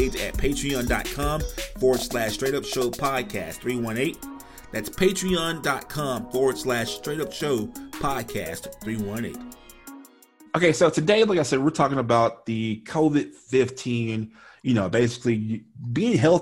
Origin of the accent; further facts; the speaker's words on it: Shreveport, Louisiana, United States; accent: Louisiana; I grew up in Shreveport, Louisiana